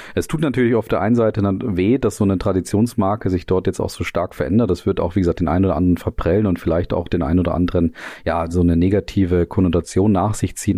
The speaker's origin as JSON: {"language": "German", "country": "Germany", "said": "uns dann als Deutsche hier"}